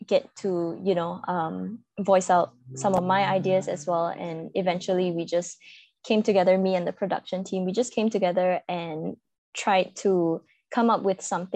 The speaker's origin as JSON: {"language": "English", "country": "Malaysia", "tie": "born or raised there", "said": "I am from Malaysia, born and bred here."}